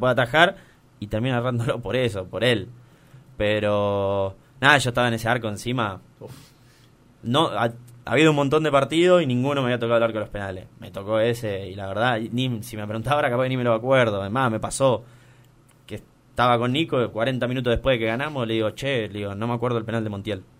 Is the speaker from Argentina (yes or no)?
yes; Argentina; soy argentino